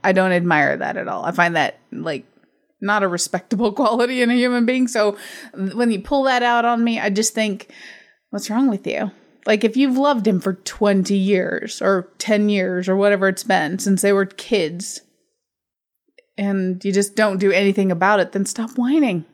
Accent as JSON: {"language": "English", "country": "United States", "said": "I'm American"}